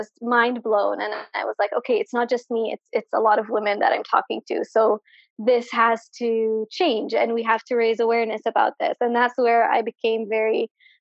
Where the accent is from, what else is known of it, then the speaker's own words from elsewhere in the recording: Sana'a, Amanat Al Asimah, Yemen; also born or lived in Ib, Yemen; I am from Ib in Yemen, but I was raised and lived most of my life in Sana'a.